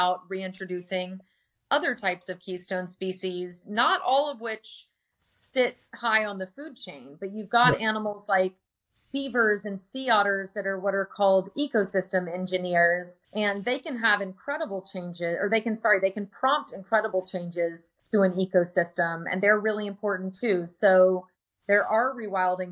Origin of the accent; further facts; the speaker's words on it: San Antonio, Texas, United States; my hometown of San Antonio, Texas